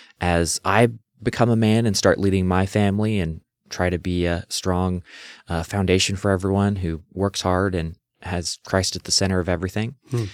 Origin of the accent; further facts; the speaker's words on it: Renton, Washington, United States; Well, yeah, I grew up in Renton, Washington. It's on the bottom end of Lake Washington. It's where Boeing headquarters is and Seahawks practice fields.